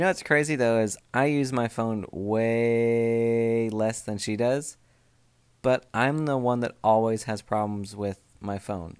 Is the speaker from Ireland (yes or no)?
no; Oregon, United States; now in Southern US; where I grew up in Oregon